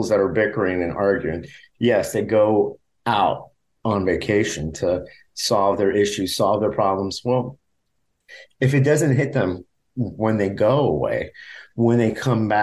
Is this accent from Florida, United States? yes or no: yes; Miami, Florida, United States; moved away; I was a product of a single parent in the 70s, living in South Florida at the time. I'm Hispanic American